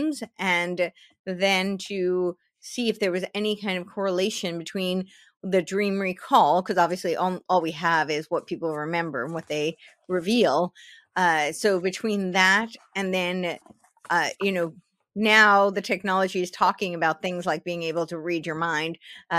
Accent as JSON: {"language": "English", "region": "New York", "country": "United States", "tie": "born or raised there", "said": "I grew up right outside New York City, so it was, you know, right in New York City."}